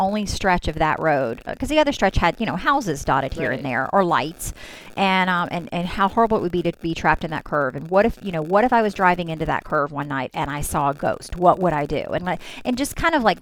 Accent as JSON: {"language": "English", "region": "Mississippi", "country": "United States", "moved": "yes", "lives_now": "Orlando, United States", "said": "I'm from Mississippi, and I also have family in Pensacola, Florida. And so since we moved to Orlando"}